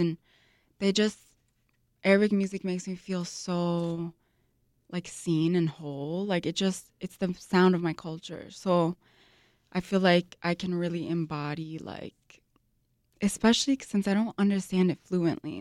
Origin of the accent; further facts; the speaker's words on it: Chicago, Illinois, United States; I was born and raised here in Chicago to Lebanese immigrants